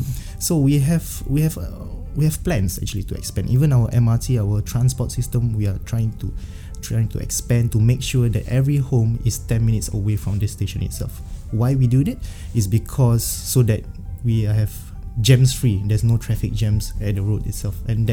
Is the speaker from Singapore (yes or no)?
yes; Singapore; I'm making this comparison as a Singaporean to Miami itself